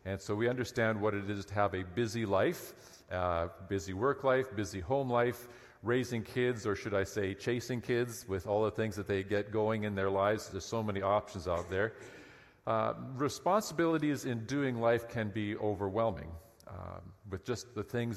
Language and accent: English; Lower Mainland, British Columbia, Canada; I grew up in the Lower Mainland